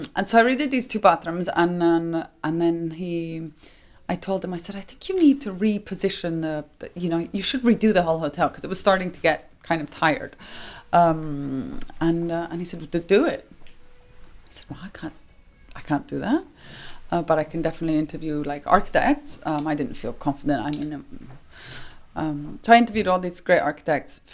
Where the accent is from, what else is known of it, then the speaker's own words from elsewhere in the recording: Rome, Lazio, Italy; I grew up in Rome